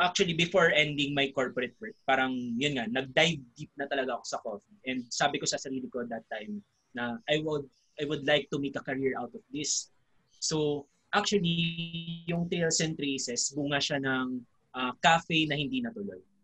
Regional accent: Philippines; bilang Pilipino

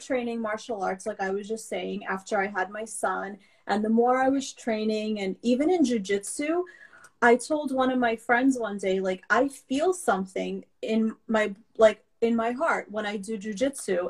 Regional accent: New York City, New York, United States; first language Russian; English is a second language; also born or lived in Belarus; I came over mm-hmm. when I was five and a half years old, and I grew up in Brooklyn.

